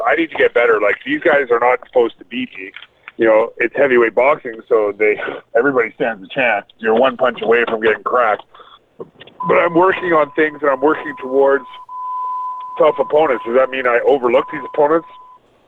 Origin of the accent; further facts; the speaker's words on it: Vancouver, British Columbia, Canada; now in Vancouver Island, Canada; I grew up in Vancouver